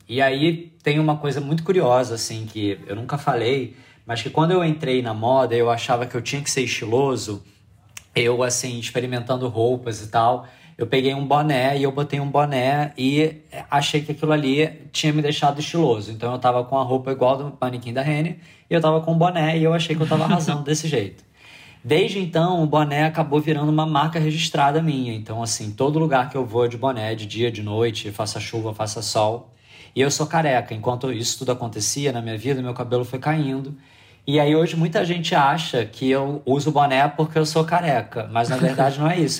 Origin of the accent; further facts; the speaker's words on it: Rio de Janeiro, Brazil; eu sou do Rio